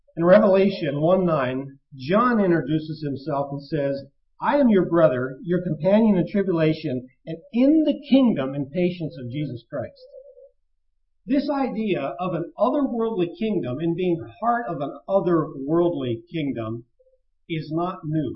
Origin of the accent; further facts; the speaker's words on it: United States; We as American citizens